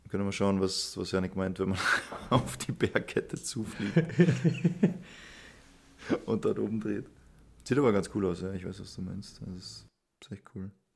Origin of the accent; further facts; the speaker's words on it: Munich, Bavaria, Germany; ich bin ja selber Münchner